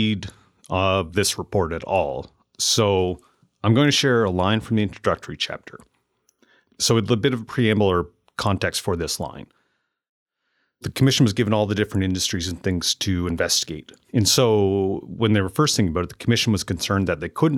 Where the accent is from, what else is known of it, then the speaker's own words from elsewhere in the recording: Amherst, Nova Scotia, Canada; growing up and then moving back to Amherst, Nova Scotia, where I currently run my business and live with my family